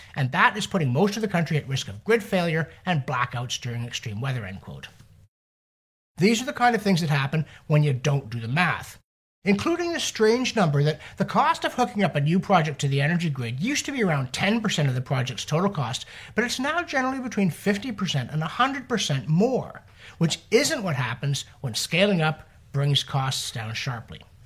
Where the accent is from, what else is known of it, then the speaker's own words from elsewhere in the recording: Canada; we humble Canadians